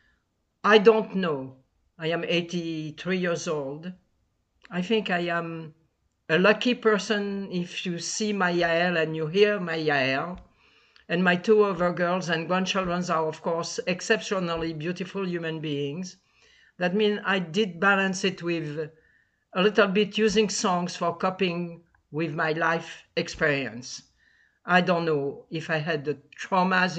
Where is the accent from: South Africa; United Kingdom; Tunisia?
Tunisia; Tunis, Tunis Governorate; moved away; I was born in Tunis, Tunisia